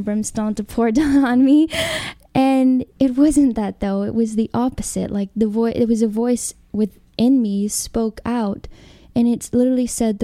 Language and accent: English; Alabama, United States; moved away as an adult; also born or lived in California; I grew up in Alabama in Christianity